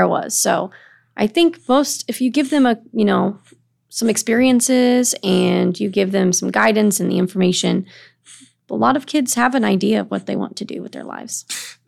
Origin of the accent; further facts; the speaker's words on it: East Moline, Illinois, United States; now in Burlington, United States; I'm from Illinois. My, I'm originally from the Quad Cities in East Moline.